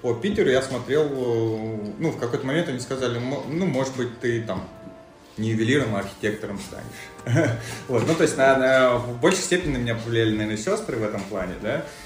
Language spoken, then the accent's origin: Russian; Mozdok, North Ossetia–Alania, Russia; moved away as an adult; also born or lived in Saint Petersburg; С э, маленького города Моздока э, в Северной Осетии находится.